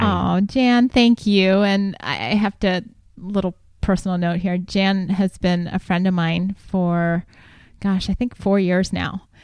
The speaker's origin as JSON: {"language": "English", "town": "Columbus", "region": "Ohio", "country": "United States", "tie": "born or raised there", "also_born_or_lived": "Greencastle, Indiana", "moved": "as an adult", "lives_now": "San Diego, United States", "said": "I grew up in Columbus, Ohio, and went to college at DePaul University in Greencastle, Indiana."}